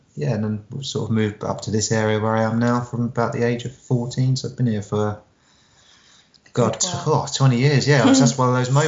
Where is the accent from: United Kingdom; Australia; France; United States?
United Kingdom; Havant, South East England; also born or lived in Southsea; I've lived all over the place. Originally, I'm from Lee Park area.